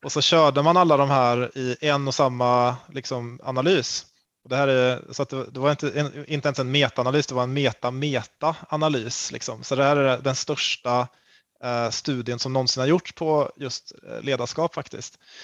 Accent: Karlstad, Värmland, Sweden; jag kommer från Karlstad

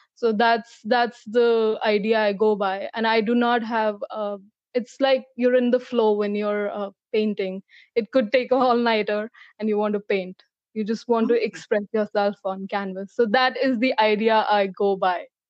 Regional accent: New Delhi, Delhi, India; moved away as an adult; now in Mississauga, Canada; I've been uh, born and brought up in New Delhi, India. So I'm from India.

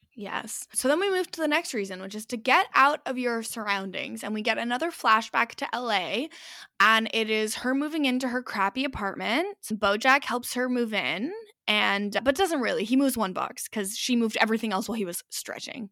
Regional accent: Canada; we always will have, like, a Canadian flag on our luggage

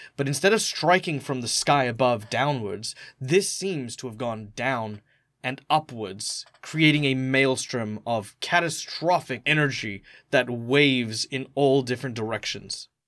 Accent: Australia; I'm Australian

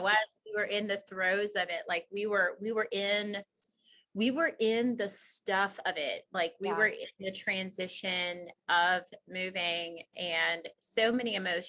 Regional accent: the South, United States; moved away as an adult; also born or lived in the North / New Jersey; now in Guntersville, United States; Growing up in the South and even being born up North, but growing up in the South and then going North, for me, even though like part of me considered it home-ish, it was a huge culture shock.

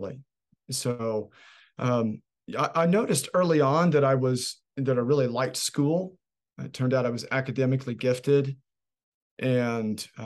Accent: Oklahoma City, Oklahoma, United States; I grew up in Oklahoma City, Oklahoma, with a mother and a father and a little older sister, and in suburban Oklahoma City

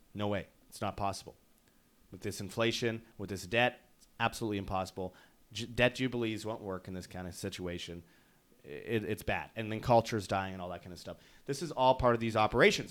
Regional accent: Canada; as a Canadian

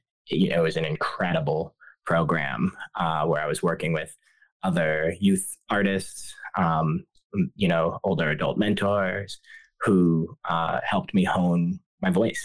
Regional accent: Edgewood, Rhode Island, United States; moved away as an adult; also born or lived in New York / Los Angeles; I grew up in Edgewood

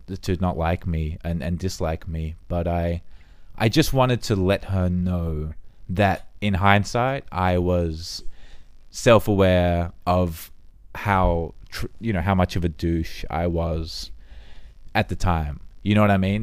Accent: Australia; moved away; we're from Australia

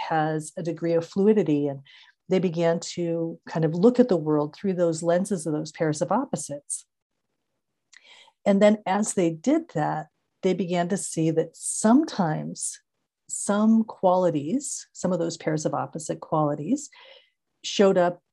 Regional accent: Santa Clara Valley, California, United States; growing up in Santa Clara Valley

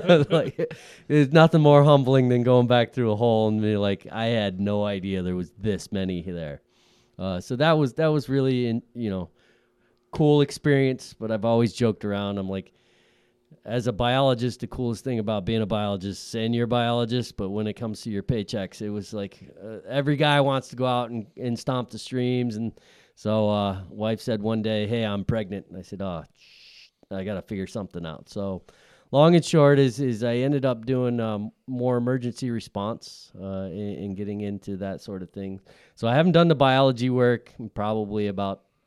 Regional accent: Scranton, Pennsylvania, United States; moved away as an adult; also born or lived in Syracuse, New York; now in western Pennsylvania, United States; I'm originally from the Scranton area over in the eastern half

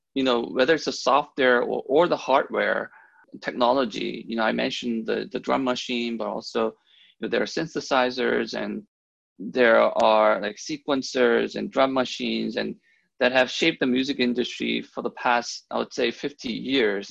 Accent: Germany; moved away as an adult; also born or lived in South Korea; now in Seattle, United States; I'm originally from South Korea. Um, I was born there. And then um, I ended up growing up in, in Germany in the 90s when my, my father um, got a job there.

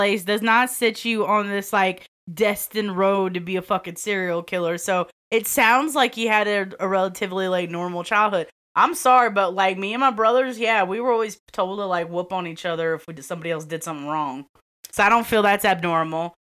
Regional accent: Illinois, United States; Southern Illinois, might as well be Kentucky or Tennessee.

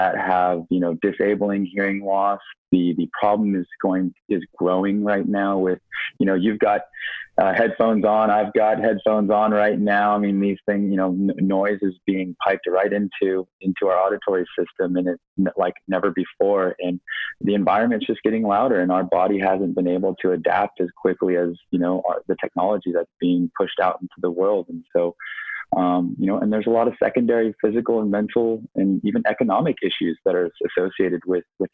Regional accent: Silicon Valley, California, United States; I was actually born and raised in Silicon Valley

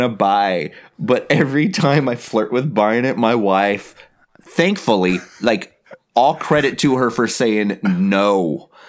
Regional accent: Visalia, California, United States; I grew up uh, in my hometown's Visalia, California

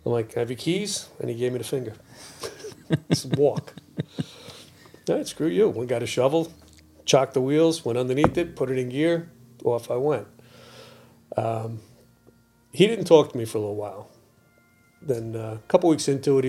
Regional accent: New York City, New York, United States; I'm 22 from Staten Island

